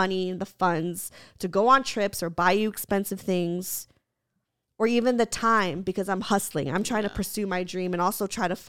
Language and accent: English; Santa Clarita, California, United States; No, I'm from Santa Clarita.